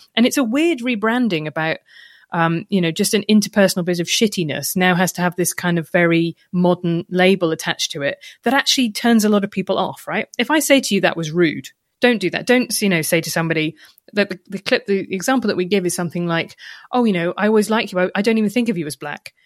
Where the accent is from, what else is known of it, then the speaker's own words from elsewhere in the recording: United Kingdom; when I was growing up in Britain